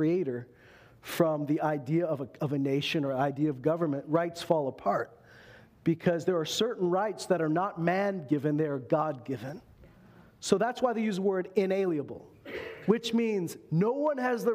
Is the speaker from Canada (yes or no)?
yes; Canada; we're Canadian here